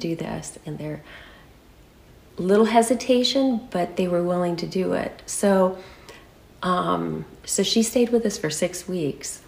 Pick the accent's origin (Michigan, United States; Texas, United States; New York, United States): Michigan, United States; Saranac; moved away as an adult; now in California, United States; I was born and raised in Saranac, Michigan, on a small farm. And I moved to California the day I got married.